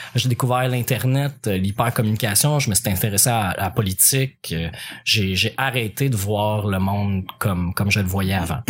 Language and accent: French; L'Assomption, Quebec, Canada; also born or lived in Repentigny; je venais de quitter mon patelin euh, de de l'Assomption pour Repentigny